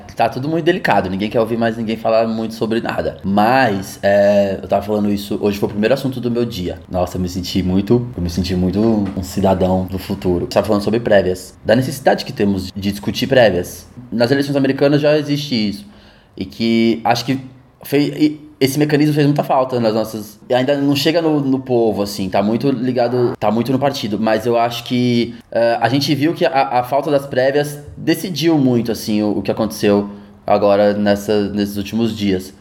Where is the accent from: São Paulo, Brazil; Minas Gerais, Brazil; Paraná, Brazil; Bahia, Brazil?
São Paulo, Brazil; Taboão da Serra; Eu nasci em Taboão da Serra.